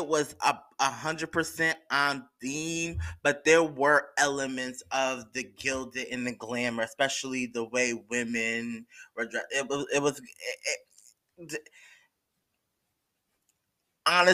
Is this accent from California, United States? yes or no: no; New York, United States; I'm from New York, so I get it. I'm not from the city area, but I'm from New York